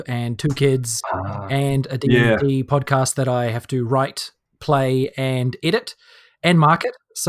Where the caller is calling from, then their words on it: Wellington, New Zealand; I'm calling from Wellington.